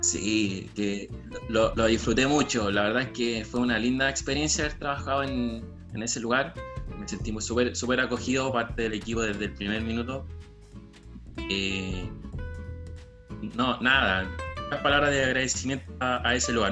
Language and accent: Spanish; Chile; con el fin de retornar a, Chile